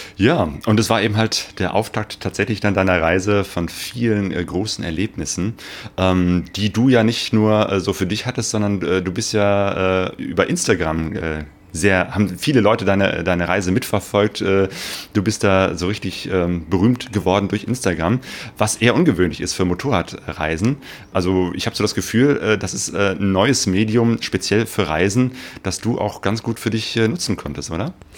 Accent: Cologne, North Rhine-Westphalia, Germany; now in Essen, Germany; nach Köln, meiner Geburtsstadt

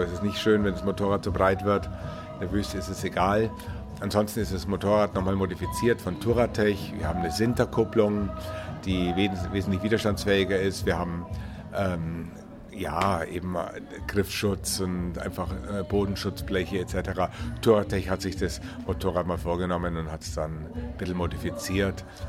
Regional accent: Munich, Bavaria, Germany; ich komme aus München

